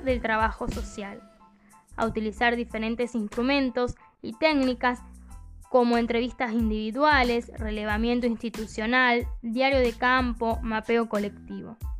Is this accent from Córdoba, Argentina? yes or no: yes; Camilo Aldao, Córdoba, Argentina; mi pueblo